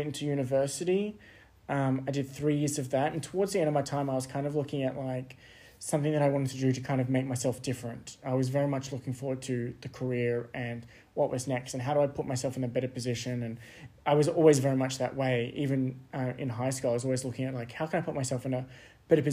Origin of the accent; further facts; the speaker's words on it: Sydney, New South Wales, Australia; born and raised in Sydney, grew up there